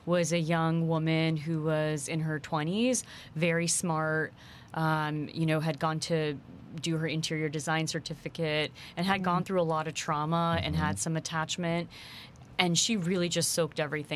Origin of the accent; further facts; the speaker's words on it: New Jersey, United States; moved away as an adult; also born or lived in Queens, New York; now in Houston, United States; I was born in Queens, New York, grew up in New Jersey, have strong Indian roots.